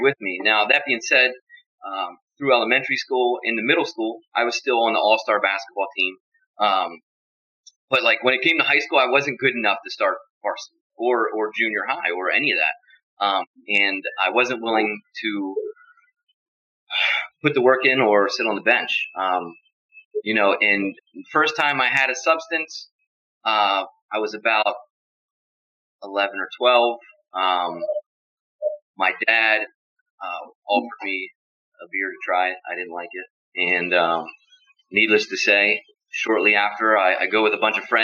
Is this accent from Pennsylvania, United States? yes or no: yes; Steelton, Pennsylvania, United States; My hometown is Steelton, Pennsylvania. I'm from a small town.